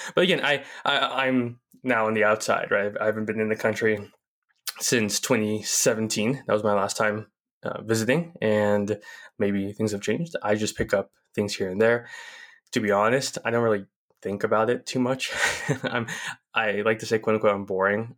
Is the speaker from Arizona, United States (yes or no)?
yes; Chandler, Arizona, United States; I grew up in Chandler, Arizona, in the suburb of Phoenix